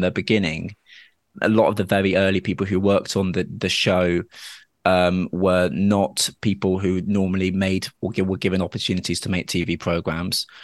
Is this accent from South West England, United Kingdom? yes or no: yes; Dorset, South West England, United Kingdom; I grew up in Dorset, where, unfortunately, I was quite kind of badly homophobically bullied at school